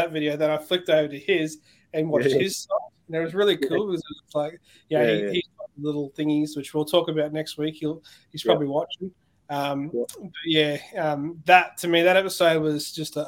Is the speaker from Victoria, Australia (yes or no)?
no; Queensland, Australia; as a Queenslander